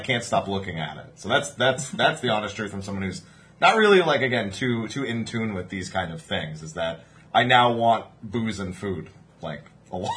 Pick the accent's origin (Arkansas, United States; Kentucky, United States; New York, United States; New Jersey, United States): New Jersey, United States; I'm from New Jersey